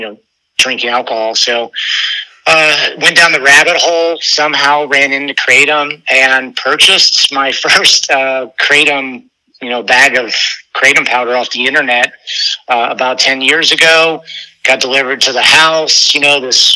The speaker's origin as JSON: {"language": "English", "region": "Ohio", "country": "United States", "moved": "as an adult", "lives_now": "Florida, United States", "said": "I'm from Ohio"}